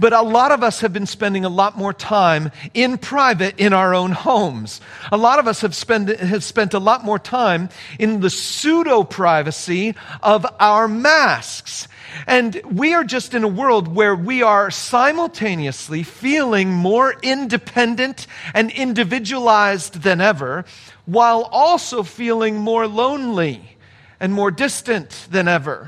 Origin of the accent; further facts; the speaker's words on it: United States; us as American Christians